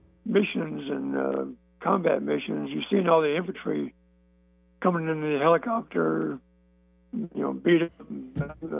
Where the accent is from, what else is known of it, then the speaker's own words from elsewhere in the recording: Montgomery, Alabama, United States; moved away as an adult; now in Lynchburg, United States; I'm from Montgomery, Alabama.